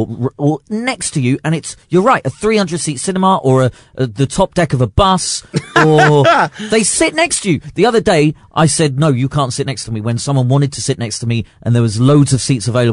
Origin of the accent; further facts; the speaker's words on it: United Kingdom; I'm so British